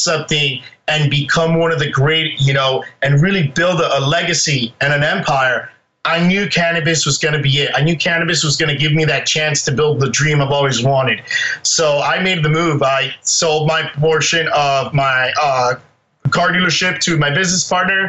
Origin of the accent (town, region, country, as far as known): Miami, Florida, United States; born or raised there; moved away as an adult; also born or lived in Spain; now in Seattle, United States